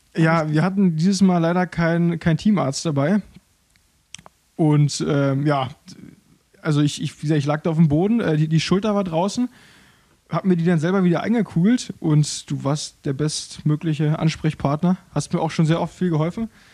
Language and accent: German; Berlin, Germany; also born or lived in Rangsdorf, Brandenburg; da bin ich dann etwas später, mit 10, 12 Jahren umgezogen nach Berlin, nach Berlin-Köpenick, Köpenick-Grünau, um genau zu sein. Und da habe ich, ja, bis ich 20 war, mein gesamtes Leben lang verbracht. Äh, bin da aufgewachsen